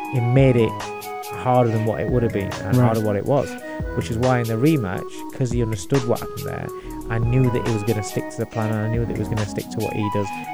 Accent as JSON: {"language": "English", "region": "the north of England", "country": "United Kingdom", "said": "I'm from up north."}